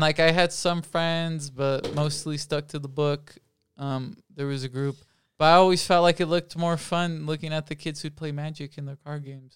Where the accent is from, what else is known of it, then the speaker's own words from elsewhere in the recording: Oracle, Arizona, United States; I live in Samoa, Arizona at the moment. I grew up in Oracle, Arizona